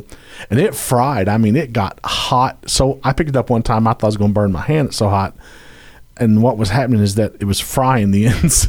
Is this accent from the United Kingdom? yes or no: yes; United Kingdom; I'm British.